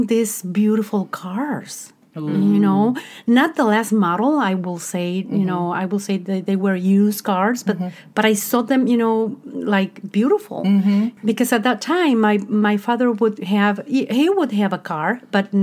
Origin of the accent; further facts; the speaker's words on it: Mexico; English is a second language; moved away as an adult; also born or lived in Chicago; now in United States; I grew up as Mexican